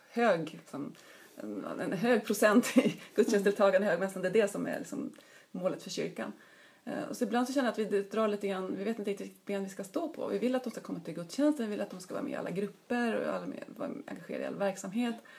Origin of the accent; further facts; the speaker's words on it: Uppsala, Uppsala County, Sweden; jag är ju uppvuxen i Uppsala och började plugga på universitetet här